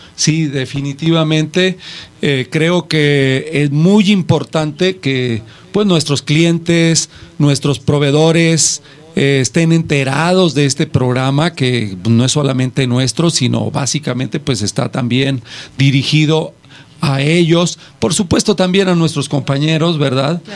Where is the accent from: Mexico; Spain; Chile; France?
Mexico; nosotros como mexicanos